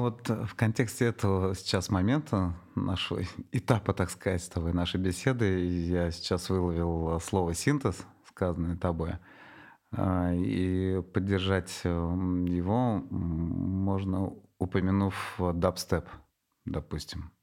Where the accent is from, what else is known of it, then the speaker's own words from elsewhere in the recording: Nizhnekamsk, Tatarstan, Russia; moved away as an adult; also born or lived in Moscow; моих э, земляков из Татарстана, из Нижнекамска, я родом из Нижнекамска, из Казани